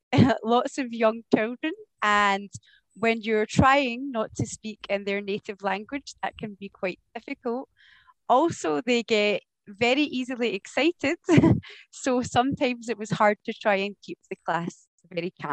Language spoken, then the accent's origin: English; Glasgow, Scotland, United Kingdom; moved away as an adult; also born or lived in Phuket, Thailand; now in Seville, Spain; As you can maybe tell from my accent, I am from Scotland. I am from the city of Glasgow in Scotland, but I live in Sevilla